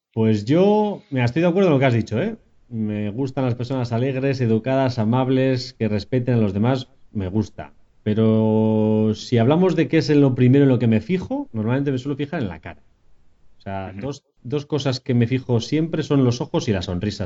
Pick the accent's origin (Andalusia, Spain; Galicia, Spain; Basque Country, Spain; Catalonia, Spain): Basque Country, Spain; Vitoria-Gasteiz; now in San Sebastián, Spain; también soy de Vitoria, pero hace tiempo que me escapé a San Sebastián